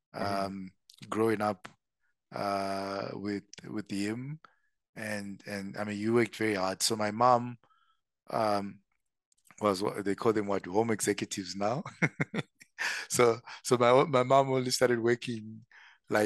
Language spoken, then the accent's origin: English; Zimbabwe; moved away as an adult; also born or lived in Zambia; now in South Africa; So born and bred in Zim. So I'm Zimbabwean by birth. I did all my schooling there